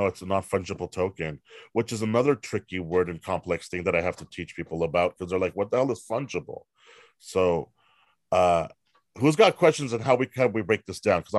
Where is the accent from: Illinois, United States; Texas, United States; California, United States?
California, United States; Hollywood; I'm from Hollywood. My backstory is I've been in Hollywood forever.